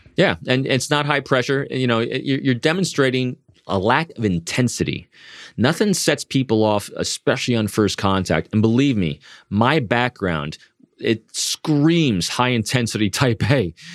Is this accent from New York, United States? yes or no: yes; New York, United States; Me being an extrovert from the Northeast, as we were talking before, and I am from New York